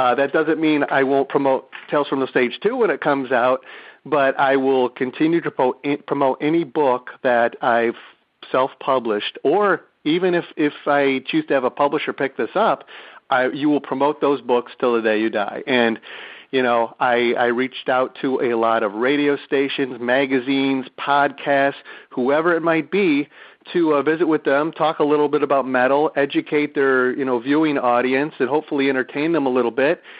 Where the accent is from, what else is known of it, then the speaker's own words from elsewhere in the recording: Detroit, Michigan, United States; moved away; I'm from Detroit originally.